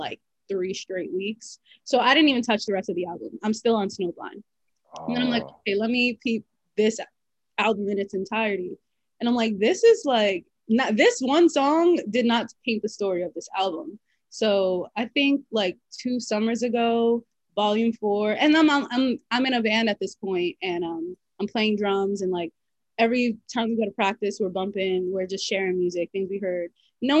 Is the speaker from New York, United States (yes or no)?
yes; New York City, New York, United States; I grew up in the Bronx